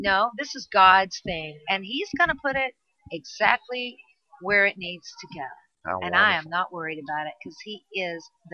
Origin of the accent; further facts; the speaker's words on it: California, United States; I'm Californian